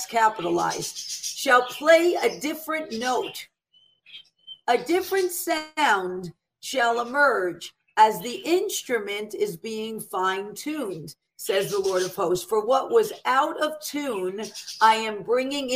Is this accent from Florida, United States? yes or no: no; New York City, New York, United States; I'm an Italian from the Bronx